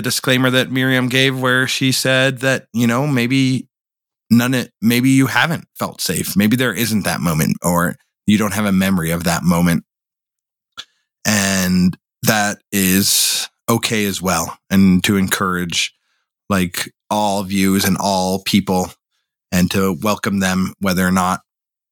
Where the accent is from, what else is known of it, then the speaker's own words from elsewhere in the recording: Boulder, Colorado, United States; growing up in Boulder